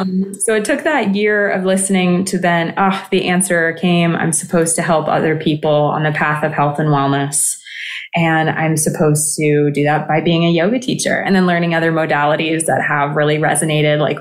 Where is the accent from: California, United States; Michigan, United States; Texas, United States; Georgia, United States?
California, United States; also born or lived in Greece; I grew up in California